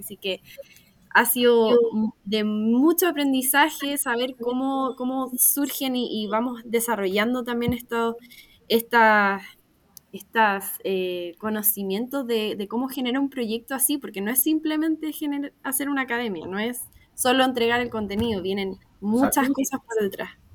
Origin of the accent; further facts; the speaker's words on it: Viña del Mar, Valparaíso, Chile; also born or lived in Valdivia / Concepción; yo nací en Valdivia, eh, mi familia se formó en Valdivia y luego nos vinimos a, Viña y pasamos por Conce y después Viña, cuando yo tenía, no sé, cinco años, así que la verdad también soy viña marina de corazón